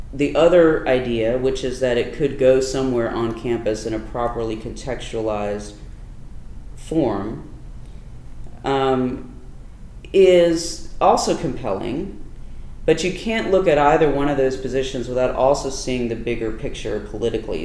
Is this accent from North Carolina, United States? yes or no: yes; Durham, North Carolina, United States; an indigenous person growing up in North Carolina, um, in Durham